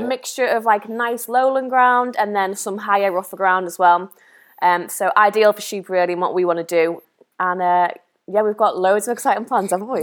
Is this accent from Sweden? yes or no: no; the Wirral, North West England, United Kingdom; moved away; I was born and raised on the Wirral